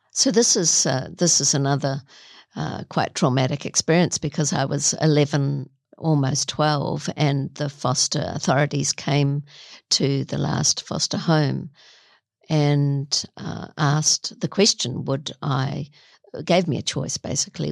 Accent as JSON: {"language": "English", "region": "Auckland", "country": "New Zealand", "said": "I'm a Kiwi"}